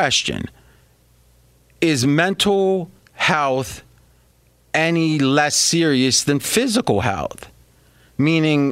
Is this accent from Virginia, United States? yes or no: no; near Steubenville, Ohio, United States; moved away; where I grew up back near Steubenville, Ohio